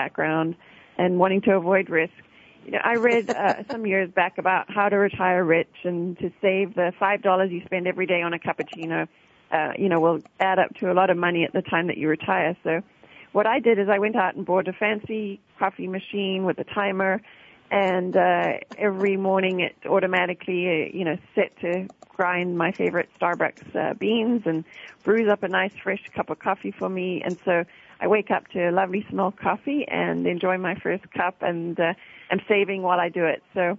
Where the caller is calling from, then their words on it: California, United States; Well, Bonnie, I'm calling from Southern California